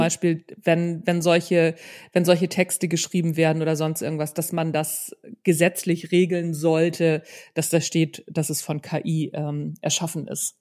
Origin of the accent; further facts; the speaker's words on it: Northern Germany, Germany; Also ich komme ja aus Norddeutschland